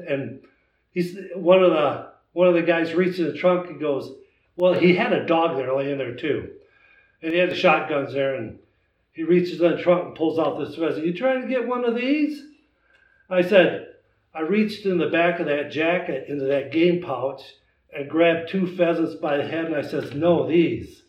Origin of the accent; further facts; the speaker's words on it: Wisconsin, United States; now in Indiana, United States; I'm from Wisconsin originally